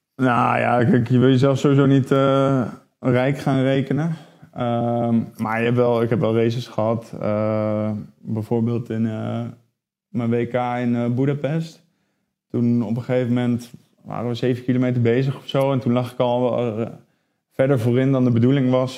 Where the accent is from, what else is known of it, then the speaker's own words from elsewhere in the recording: Netherlands; wij als Nederlanders